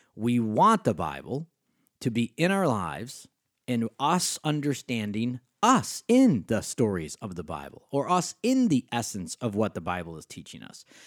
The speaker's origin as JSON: {"language": "English", "town": "Rochester", "region": "New York", "country": "United States", "tie": "born or raised there", "accent": "Western New York State", "said": "I grew up in Rochester, New York"}